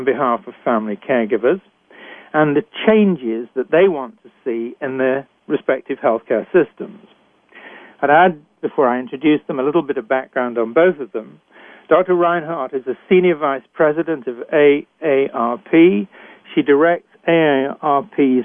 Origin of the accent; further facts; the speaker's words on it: United Kingdom; accent: British; moved away as an adult; also born or lived in Canada; I was trained in Britain, as I'm sure you can tell from my accent